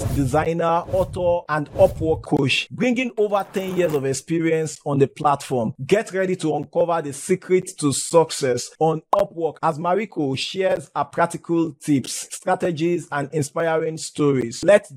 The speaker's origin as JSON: {"language": "English", "country": "Nigeria", "said": "I am from Nigeria."}